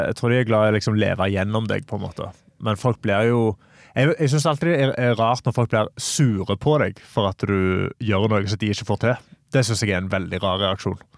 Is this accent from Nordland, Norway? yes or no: no; Stavanger, Rogaland, Norway; Åh, jeg ville sagt stavangerfolk kan være eh, de, Vi er litt som bergensere.